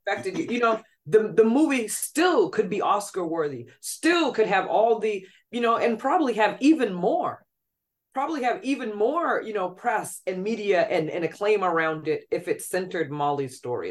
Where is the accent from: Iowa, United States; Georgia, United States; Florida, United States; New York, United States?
New York, United States; being a New Yorker